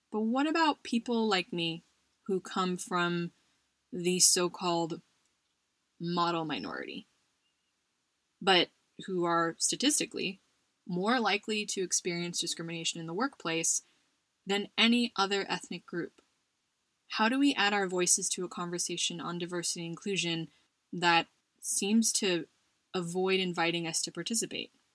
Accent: United States; now in Spain; someone who identifies as Asian American, Filipino American to be specific, and is also a minority as an immigrant in Spain

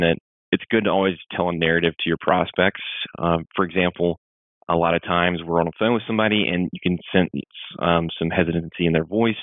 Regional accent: Mississippi, United States; I grew up in Mississippi

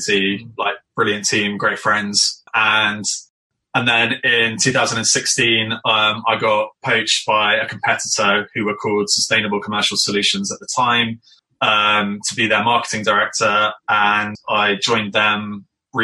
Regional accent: Scotland, United Kingdom; also born or lived in London; now in Farnham, United Kingdom; I grew up in Scotland, in amazing countryside.

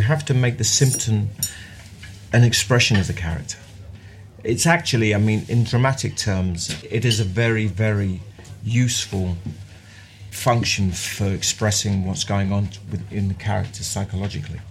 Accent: London, United Kingdom; also born or lived in Mile End; I was born in Mile End and we moved to Bethnal Green when I was four and I left when I was 28

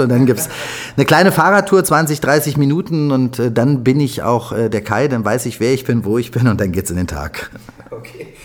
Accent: Berlin, Germany; ich bin waschechter Berliner, bin hier geboren, ich liebe diese Stadt

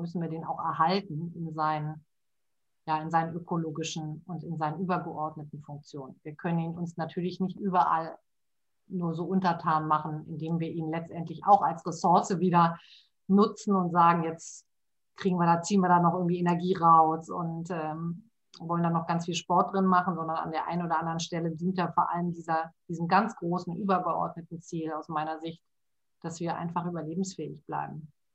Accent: Hamburg, Germany; moved away as an adult; now in Ruhr area, Germany; ich bin ja ähm, eigentlich Hamburgerin und bin jetzt seit immerhin schon äh, 12, 13 Jahren hier im Ruhrgebiet

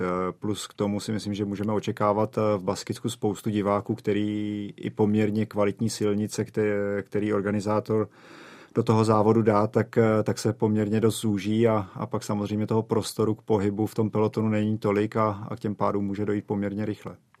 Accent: Czechia; u nás v Čechách

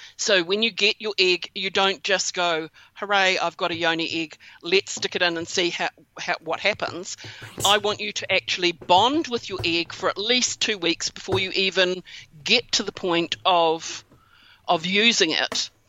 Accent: New Zealand; that's where I'm from is from New Zealand

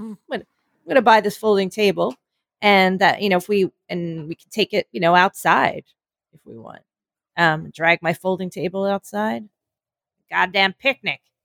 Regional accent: New York, United States; I'm from New York

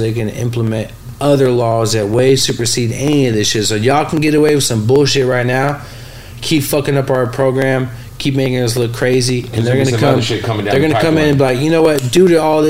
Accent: San Francisco, California, United States; the neighborhood I grew up in on California and Fillmore, my dad's restaurant used to be on top of our on the bottom of our

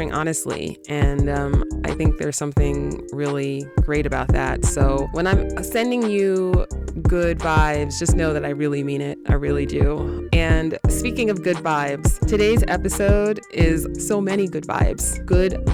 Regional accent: New York City, New York, United States; a fellow native New Yorker

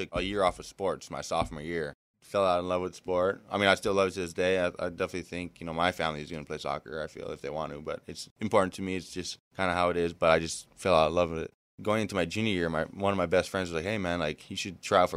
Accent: Big Island, Hawaii, United States; moved away as an adult; also born or lived in Honolulu, Hawaii / Oahu, Hawaii; now in Philadelphia, United States; I pretty much did most of my childhood in Big Island.

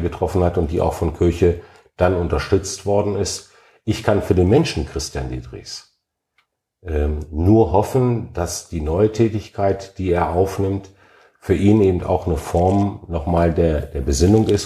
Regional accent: Alfeld, Lower Saxony, Germany; also born or lived in Hannover; mein Geburtsort

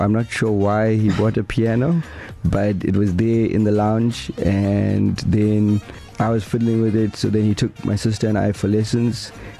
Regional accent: Durban, KwaZulu-Natal, South Africa; So I'm from Durban. I actually grew up in Westville. went to Westville Boys High School.

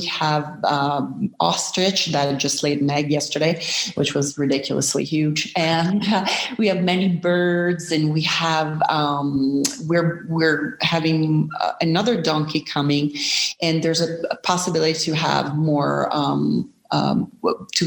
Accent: Milan, Lombardy, Italy; now in Sicily, Italy; I'm originally from Milan

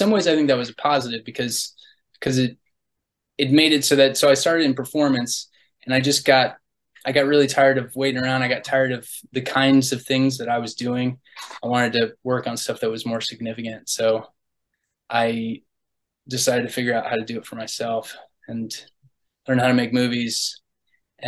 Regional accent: Galveston, Texas, United States; now in New York, United States; I originally am from the Gulf Coast in Texas, around Galveston area

